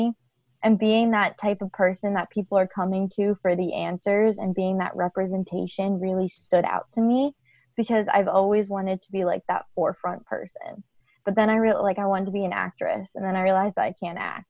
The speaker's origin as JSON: {"language": "English", "region": "Pennsylvania", "country": "United States", "moved": "as an adult", "said": "I'm from Pennsylvania"}